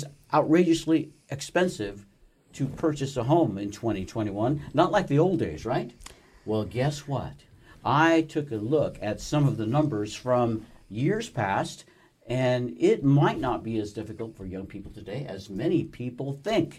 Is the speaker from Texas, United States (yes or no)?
no; Colorado, United States; moved away; I am originally from Colorado, mm-hmm, my native state.